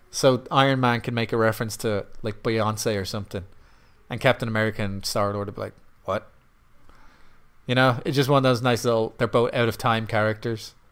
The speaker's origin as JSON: {"language": "English", "country": "Ireland", "said": "I'm Irish"}